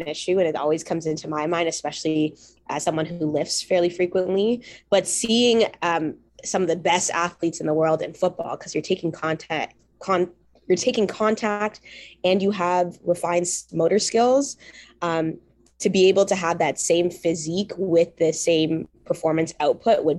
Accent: Mississauga, Ontario, Canada; I was very fortunate growing up in the Peel region, and we had flag football. I think the high schools hosted flag football for our middle schools, at least in the area I grew up in, Mississauga.

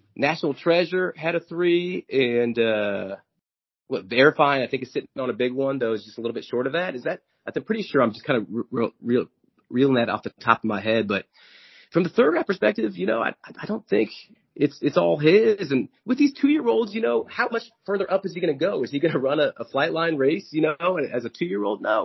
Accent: Kansas City, Missouri, United States; I, am from Kansas City

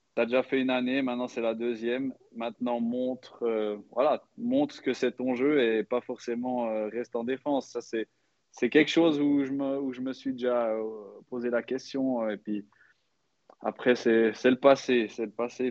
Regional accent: Switzerland; en tant que Suisse

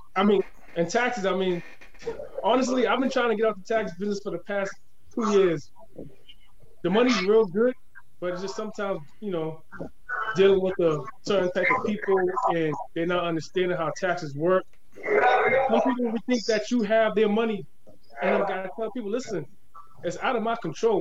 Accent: Boston, Massachusetts, United States; I'm, I'm born and raised in Boston, so you know I've been here all my life

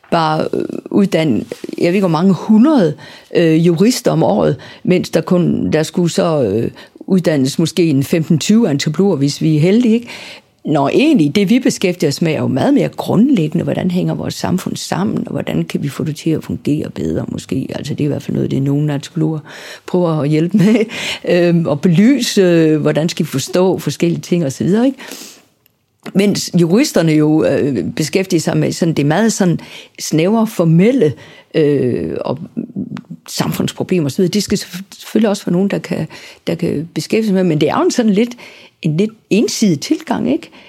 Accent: Southern Denmark, Denmark; selvom jeg er sønderjyde, så har Sønderjylland jo været Danmark nu i mange år efterhånden. Og øhm, jeg taler jo helt klart et dansk, som er præget af, at jeg ikke er fra København.

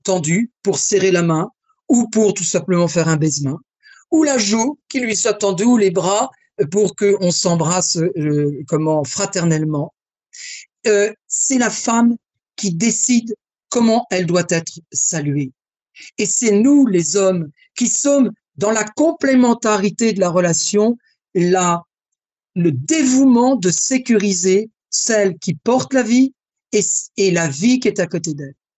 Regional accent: France; Je suis français et je suis élevé dans la galanterie masculine française.

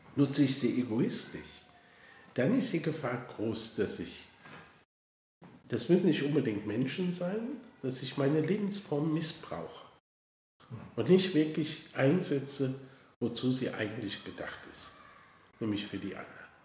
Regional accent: Koblenz, Rhineland-Palatinate, Germany; ich bin äh, aufgewachsen in Koblenz, bin dort zur Schule gegangen

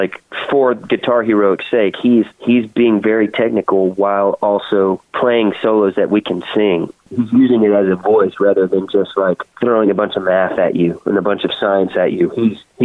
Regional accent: Texas, United States; now in Nashville, United States; I'm from Texas, and now I live in Tennessee

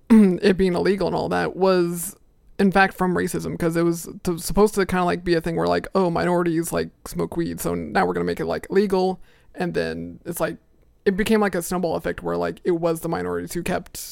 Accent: the South, United States; growing up, my parents were very, they're conservative Catholics, so that's kind of like what you expect from someone in the South.

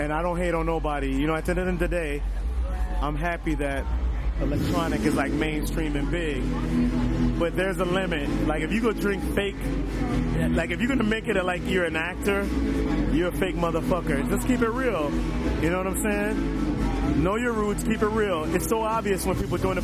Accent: Chicago, Illinois, United States; I'm from Chicago. I love America. This is where I'm from

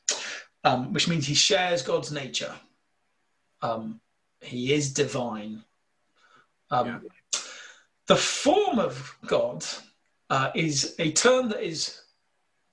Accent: United Kingdom; accent: slight northern; my slight northern accent

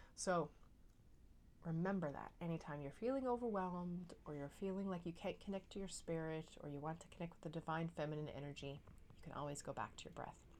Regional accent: Newfoundland and Labrador, Canada; now in Netherlands; I'm a Newfoundlander and Canadian coming to you from uh, a city just south of Amsterdam in the Netherlands

